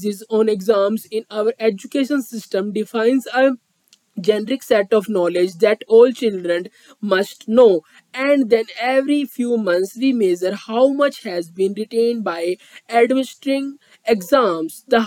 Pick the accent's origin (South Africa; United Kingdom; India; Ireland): India; I am from India